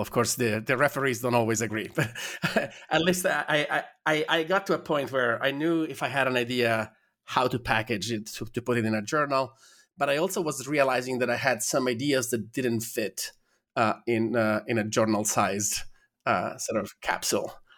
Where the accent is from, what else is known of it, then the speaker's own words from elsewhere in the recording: Italy; moved away as an adult; I'm from Italy